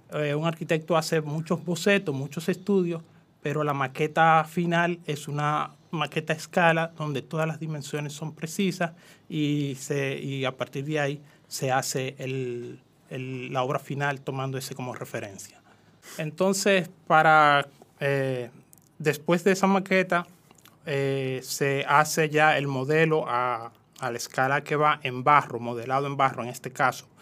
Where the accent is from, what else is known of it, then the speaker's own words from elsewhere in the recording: Jamey, San Cristóbal, Dominican Republic; En San Cristóbal específicamente soy de Jamey, San Cristóbal, es un campo.